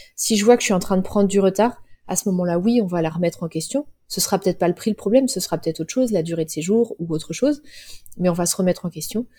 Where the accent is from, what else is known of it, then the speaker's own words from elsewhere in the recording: Cholet, Pays de la Loire, France; Moi, j'ai grandi à Cholet